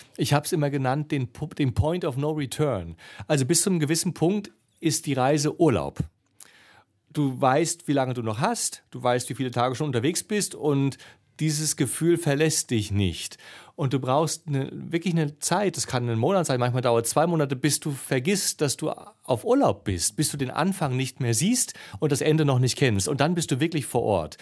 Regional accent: East Germany, Germany; ich bin ja Ossi

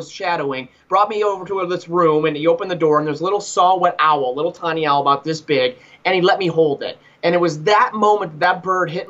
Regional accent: Cleveland, Ohio, United States; moved away as an adult; also born or lived in Tampa, Florida; now in Montana, United States; I grew up in Cleveland, Ohio. I'm a Cleveland boy

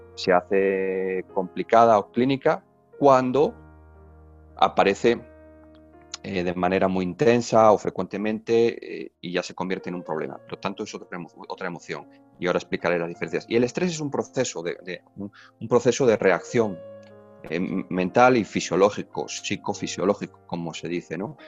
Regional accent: Spain; moved away as an adult; now in Mexico; como español somos los españoles

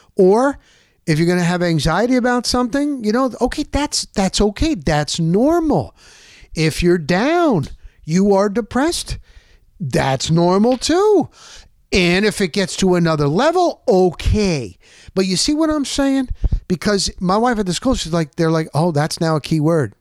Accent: New Jersey, United States; moved away; We're from New Jersey

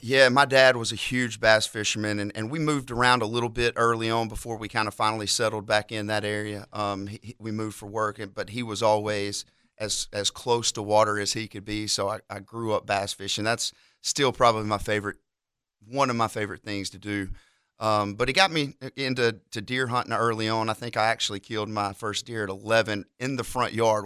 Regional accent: near Montgomery, Alabama, United States; from pretty close to Montgomery. I had to tell people Montgomery because if I tell them the actual town I'm from, they'll never find it

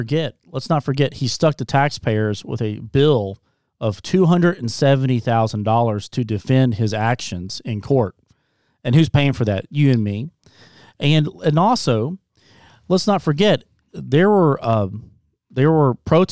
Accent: Scott County, Central Kentucky, United States; I'm from Scott County

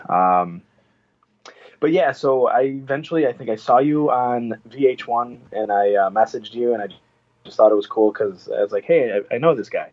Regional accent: Cleveland, Ohio, United States; I'm actually from Cleveland

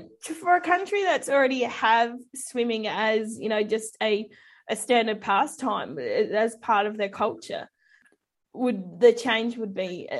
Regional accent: New Zealand; moved away as an adult; now in Australia; being a Kiwi originally

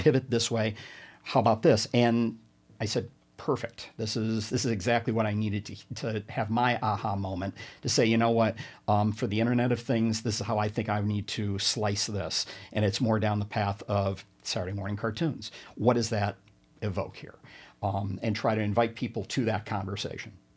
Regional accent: Binghamton, New York, United States; I'm from the Binghamton area

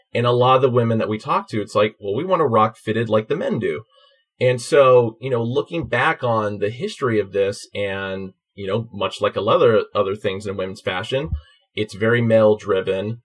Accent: Oakland, California, United States; I'm from Oakland

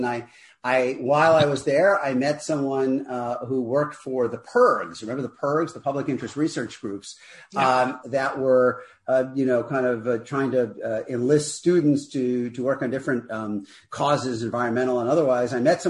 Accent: New York City, New York, United States; moved away as an adult; now in Los Angeles, United States; So, I grew up in New York. I grew up in Queens. My dad was an electrician. My mom worked only part of the time I was growing up. She worked as a receptionist for a doctor.

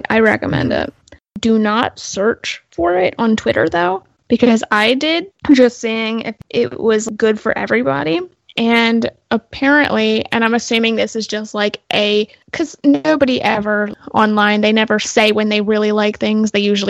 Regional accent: Delaware, United States; It started in my home state of Delaware.

